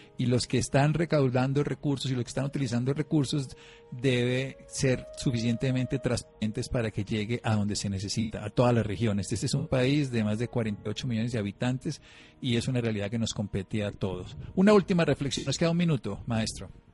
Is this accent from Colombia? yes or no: yes; Colombia; como ciudadano colombiano